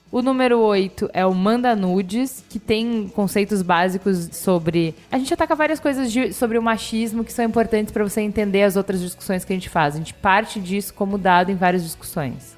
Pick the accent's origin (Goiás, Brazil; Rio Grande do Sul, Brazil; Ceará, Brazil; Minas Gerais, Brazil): Rio Grande do Sul, Brazil; Porto Alegre; now in São Paulo, Brazil; a minha formação foi em Porto Alegre. Então, assim, eu fui para Porto Alegre com cinco anos